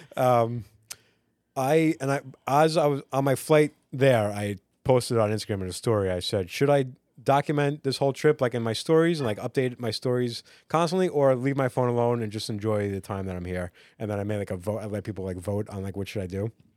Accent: Long Island, New York, United States; growing up on Long Island

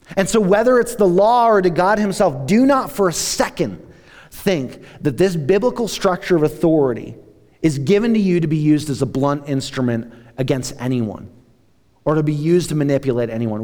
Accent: United States; us as American Christians

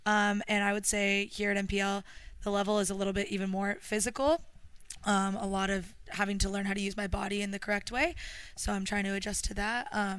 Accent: Orange County, California, United States; moved away as an adult; now in Melbourne, Australia; I'm from Orange County, California.

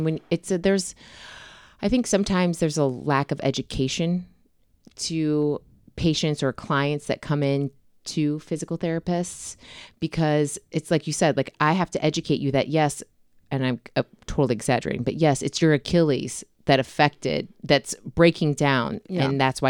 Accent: Cleveland, Ohio, United States; also born or lived in Nantucket, Massachusetts / Boston, Massachusetts; Every 2 to 3 years we moved. So it was just easier for me when people ask that question to say, where are you from?

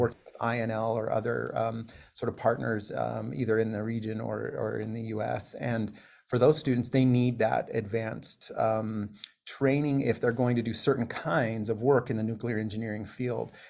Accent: Utah, United States; moved away as an adult; also born or lived in Iowa / South Florida; now in Pocatello, United States; I grew up, uh, in, in Utah

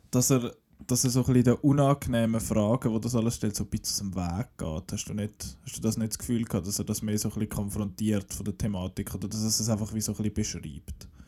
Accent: Switzerland; Bei uns in der Schweiz

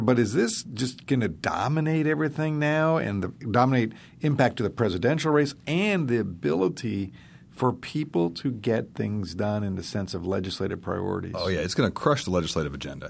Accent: Alaska, United States; I'm from Alaska

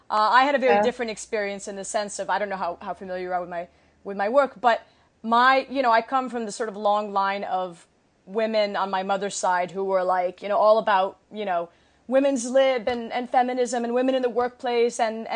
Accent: Saudi Arabia; moved away as an adult; also born or lived in Kuwait; I was born in Kuwait and raised in Saudi Arabia and then came here when I was, you know, in college and so on.

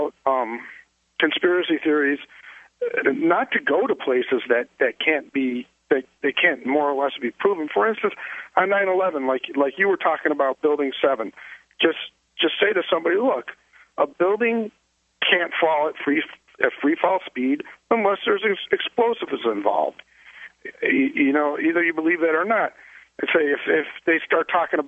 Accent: Illinois, United States; I'm from Illinois

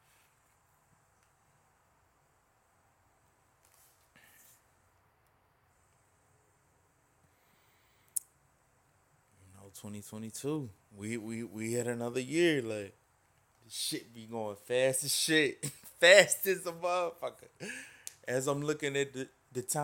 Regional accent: the South, United States; I'm from the South.

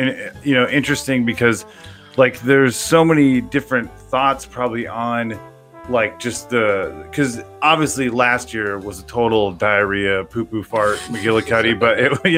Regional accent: Southern California, United States; growing up in Southern California, Hollywood is an hour away. Although growing up, it felt like it was a million miles away.

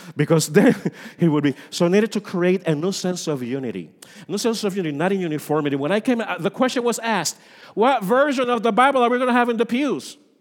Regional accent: Puerto Rico; moved away; I come from Puerto Rico

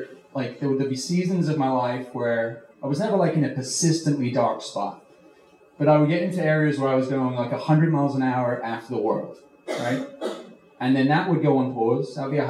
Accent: United Kingdom; accent: mixed; I'm originally from the UK. I'm British, but I've been here a long time now, so my accent is just like a gumbo.

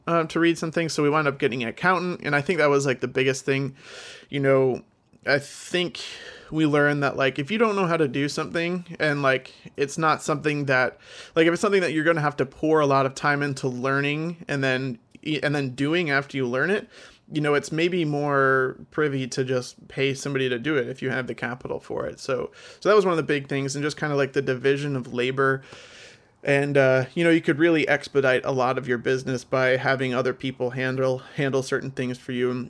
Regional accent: New Jersey, United States; I'm from North Jersey. I'm about sixteen miles outside of Manhattan

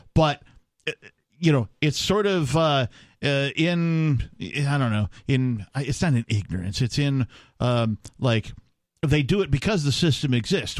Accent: Wisconsin, United States; I grew up in Wisconsin

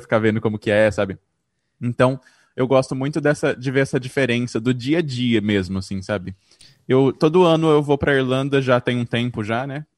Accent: Presidente Prudente, São Paulo, Brazil; now in São Paulo, Brazil; Eu sou de Presidente Prudente, estou aqui agora preso por causa da pandemia, mas eu moro em São Paulo já desde 2005

